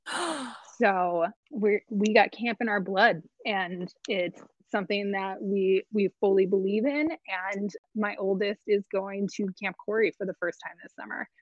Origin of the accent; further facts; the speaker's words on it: Long Beach, California, United States; moved away as an adult; also born or lived in Upstate New York; now in Medford, United States; I grew up in Long Beach, California, and we've moved around a couple of times since then